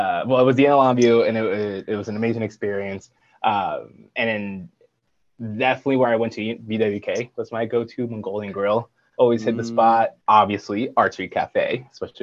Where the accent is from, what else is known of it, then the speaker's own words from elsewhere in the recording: Puerto Rico; moved away; I'm from Puerto Rico, born and raised